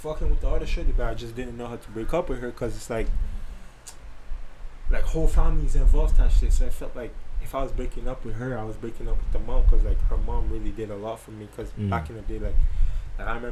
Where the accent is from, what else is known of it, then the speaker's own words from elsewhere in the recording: St. Martin; English is a second language; moved away as an adult; now in Canada; I'm originally from St. Martin